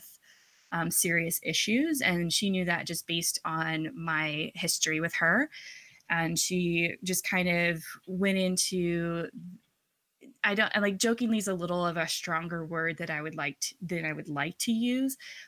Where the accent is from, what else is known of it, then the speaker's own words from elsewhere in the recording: Oklahoma, United States; I grew up in Oklahoma in a Catholic family.